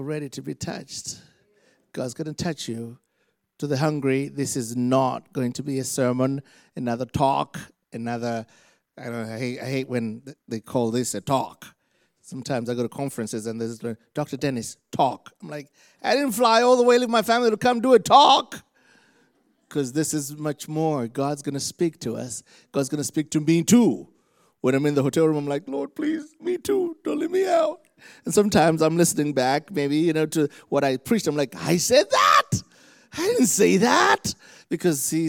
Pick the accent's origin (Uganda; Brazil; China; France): Uganda; moved away; Uganda, Africa. And where I'm from, we just love Jesus really intensely